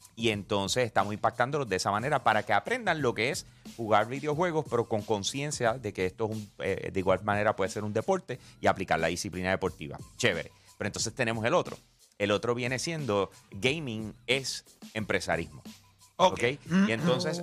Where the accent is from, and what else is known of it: Puerto Rico